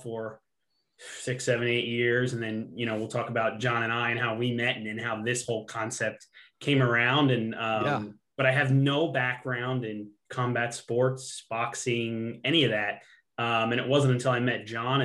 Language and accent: English; Middletown, Pennsylvania, United States; I'm from Middletown, Pennsylvania, okay, which is very, very close to the capital, Harrisburg